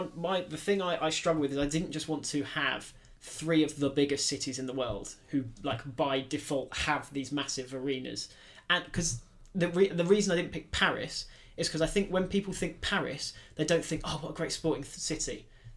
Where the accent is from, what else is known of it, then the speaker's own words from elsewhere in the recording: United Kingdom; London. Because we're British.